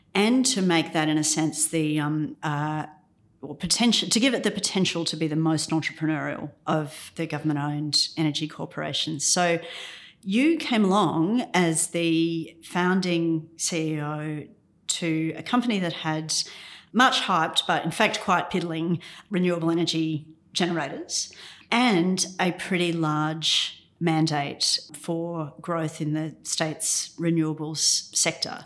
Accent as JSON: {"language": "English", "town": "Ipswich", "region": "Queensland", "country": "Australia", "said": "I'm from Ipswich. It used to produce all of Queensland's coal"}